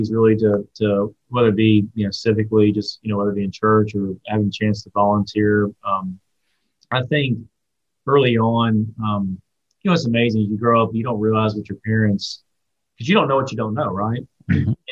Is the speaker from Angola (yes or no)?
no; Watkinsville, Georgia, United States; Watkinsville's changed from the standpoint, um, you know, as, as, as, Athens has grown, Athens